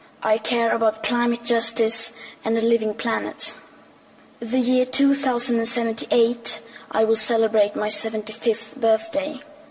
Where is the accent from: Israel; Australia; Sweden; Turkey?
Sweden; I am 15 years old, and I'm from Sweden.